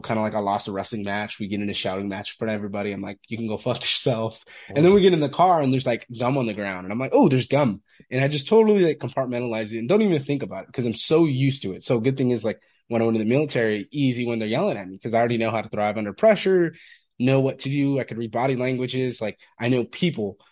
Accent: Fresno, California, United States; I'm from Fresno, California originally

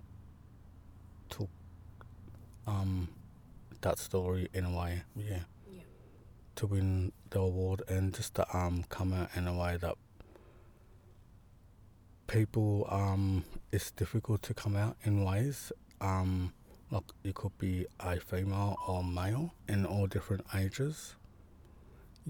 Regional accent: Gippsland, Victoria, Australia; I'm from Gunai Kurnai, a Gunai artist from Gippsland, Southeast Australia

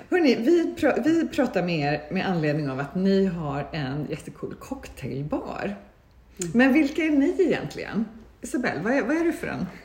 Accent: Kalmar, Kalmar County, Sweden; now in Mallorca, Spain; Jag är från Kalmar.

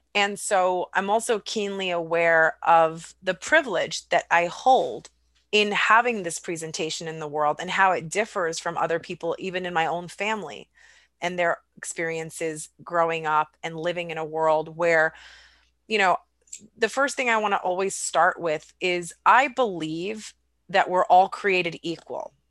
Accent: United States; I was raised here in the United States

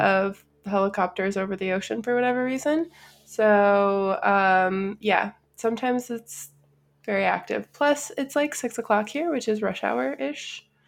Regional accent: Chicago, Illinois, United States; I'm also from the Midwest, and I'm from, like, the northwest side of Chicago, which is a very union-heavy area of the city

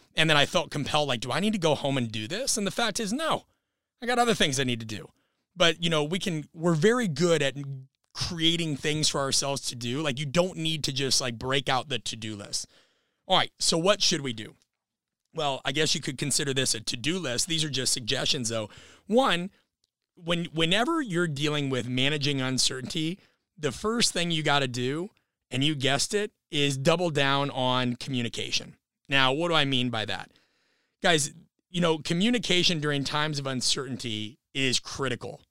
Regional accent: Nebraska, United States; I'm from Nebraska as well

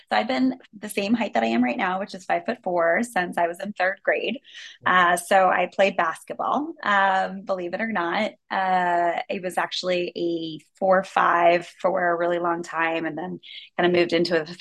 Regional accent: Washington, District of Columbia, United States; also born or lived in Maryland; Um, well, I was born in Washington, D.C., so I'm a very proud D.C. native. Uh, we moved outside of D.C. once my brother was uh, walking and moving

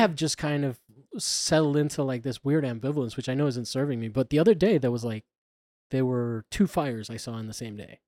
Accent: Florida, United States; I grew up in Florida

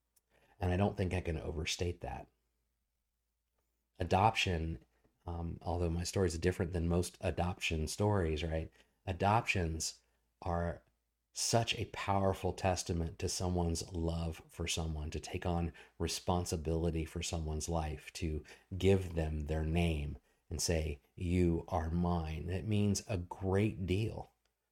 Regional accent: Portsmouth, Virginia, United States; born there; I was born in Norfolk, Virginia, or at the Naval Hospital that I think I'm technically Portsmouth, Virginia.

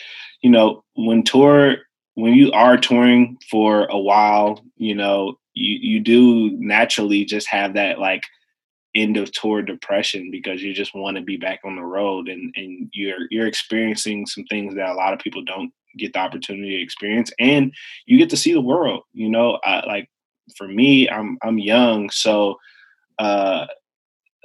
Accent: Evanston, Illinois, United States; I grew up in Evanston, Illinois, which is a north suburb of Chicago

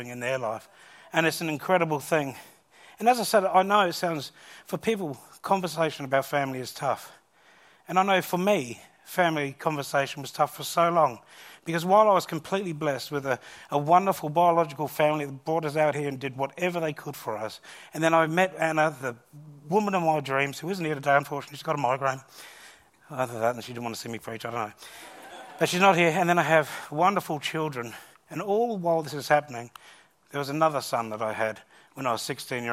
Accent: Gawler, South Australia, Australia; also born or lived in Southampton, England / Elizabeth Downs; We moved from Elizabeth Downs to our first house in Gawler East, and there I basically lived there my whole life since. I went to school at Gawler High

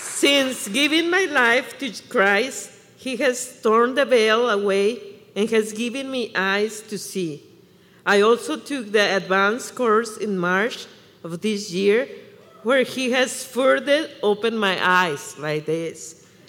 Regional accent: Chihuahua, Mexico; English is a second language; now in Michigan, United States; I was born and raised in Chihuahua, Mexico, so you can hear the accent.

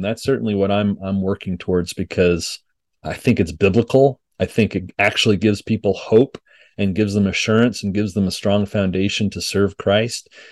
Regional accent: Montreal, Quebec, Canada; now in Denton, United States; I grew up in Montreal, Quebec

